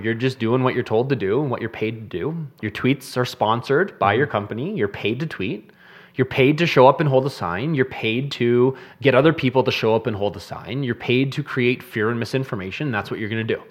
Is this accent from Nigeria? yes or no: no; Canada; As a Canadian